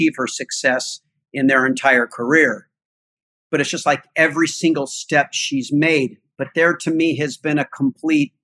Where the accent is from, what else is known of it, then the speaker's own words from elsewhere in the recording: Altadena, California, United States; I grew up in Altadena, which is just above Pasadena, California